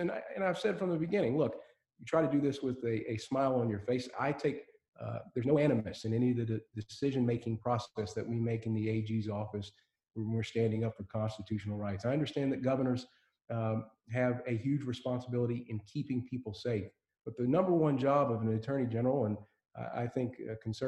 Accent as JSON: {"language": "English", "town": "Elizabethtown", "region": "Kentucky", "country": "United States", "tie": "born or raised there", "said": "I grew up in Elizabethtown, E-Town for short, Hardin County, you know, small community."}